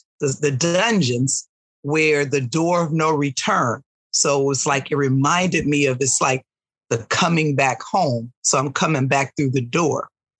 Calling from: Oakland, California, United States; No, I'm in Northern California. So I'm joining you from Oakland, California, which is just a stone's throw from San Francisco.

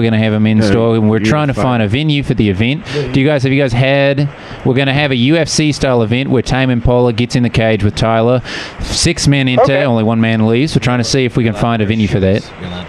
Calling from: Melbourne, Victoria, Australia

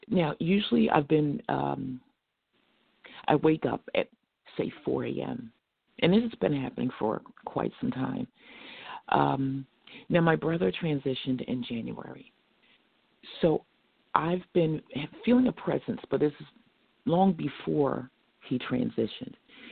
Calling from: Norristown, Pennsylvania, United States; I'm calling from Norristown, Pennsylvania.

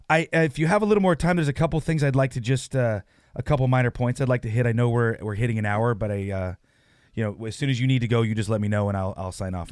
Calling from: Santa Rosa, California, United States; I am in Santa Rosa, California.

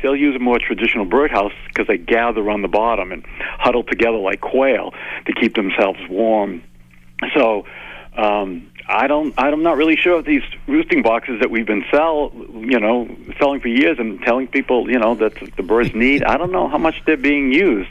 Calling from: Jackson Hole, Wyoming, United States; I'm calling from Jackson Hole, Wyoming

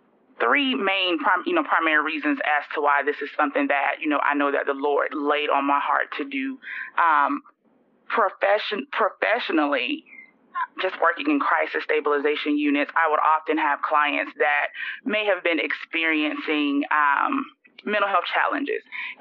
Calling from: Florida, United States; I am joining you from Florida.

